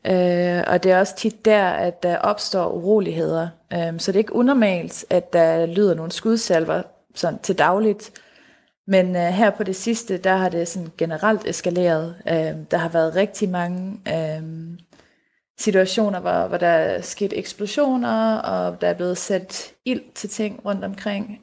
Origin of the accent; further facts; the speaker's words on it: Denmark; hjemme i Danmark